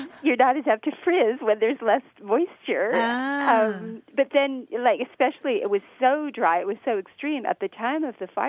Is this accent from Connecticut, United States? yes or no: yes; Connecticut, United States; now in San Diego, United States; I'm from Connecticut